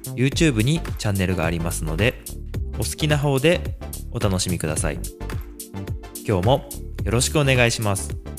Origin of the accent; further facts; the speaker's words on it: Nagano, Japan; 僕は長野県で生まれ育ったので